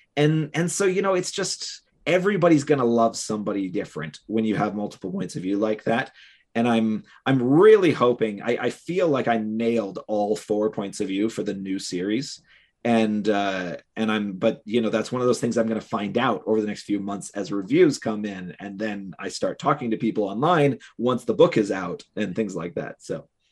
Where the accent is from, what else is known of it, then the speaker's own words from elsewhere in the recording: Cleveland, Ohio, United States; Cleveland, Ohio, which is my hometown